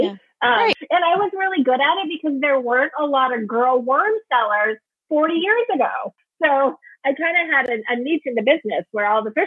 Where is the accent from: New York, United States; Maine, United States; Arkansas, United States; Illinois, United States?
Maine, United States; accent: Maine accent; I grew up in Maine